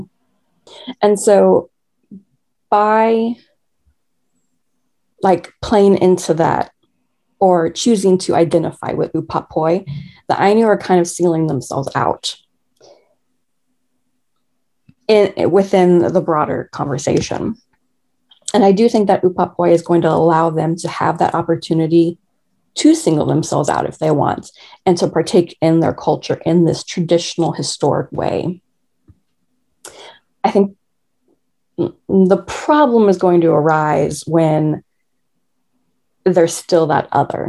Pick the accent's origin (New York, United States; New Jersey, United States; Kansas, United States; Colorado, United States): Kansas, United States; moved away; I'm from Kansas